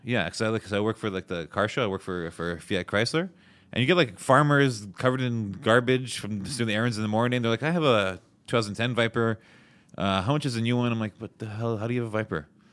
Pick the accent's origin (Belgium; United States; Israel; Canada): Canada; Montreal, Quebec; also born or lived in Toronto; I'm from Montreal.